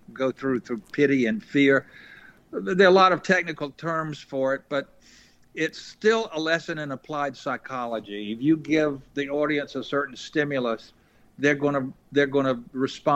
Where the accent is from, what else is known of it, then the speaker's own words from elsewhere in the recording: Eastern North Carolina, United States; I'm from Eastern North Carolina